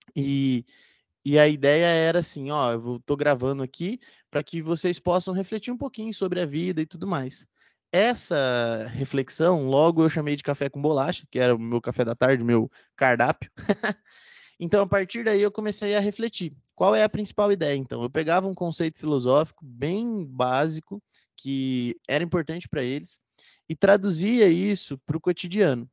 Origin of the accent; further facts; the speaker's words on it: Londrina, Paraná, Brazil; Eu fiz filosofia aqui na Universidade Estadual de Londrina, onde eu nasci e moro até hoje.